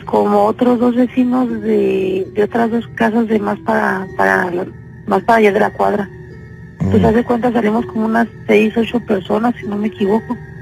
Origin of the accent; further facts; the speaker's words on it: Mexico; moved away; en México nosotros, nosotros vivíamos en México, de hecho somos de México. Pero eh, tenemos 17 años aquí en Senado